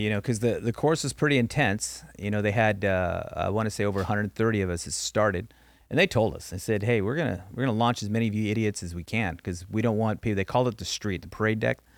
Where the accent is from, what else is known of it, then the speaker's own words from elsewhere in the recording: Norwalk, California, United States; I grew up in Norwalk, California